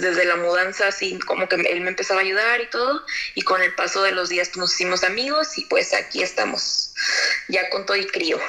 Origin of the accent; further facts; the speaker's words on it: Tampico, Tamaulipas, Mexico; now in Monterrey, Mexico; Soy de Tampico, pero radico en Monterrey